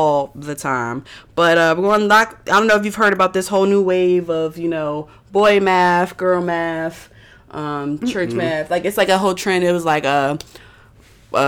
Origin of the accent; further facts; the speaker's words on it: United States; we over here, we're American.